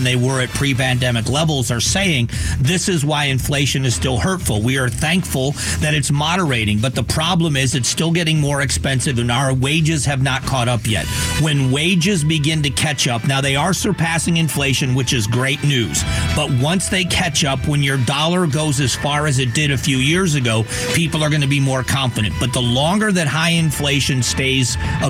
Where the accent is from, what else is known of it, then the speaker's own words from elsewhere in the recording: Cleveland, Ohio, United States; also born or lived in Geauga County, Ohio; I was born in Cleveland, Ohio, and I lived in Geauga County in Northeast Ohio, which at the time was farm country